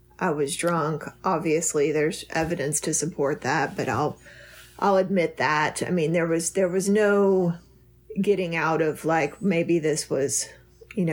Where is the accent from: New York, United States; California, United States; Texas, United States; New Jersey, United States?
Texas, United States; moved away as an adult; also born or lived in Florida; I moved back to Texas. I'm from Texas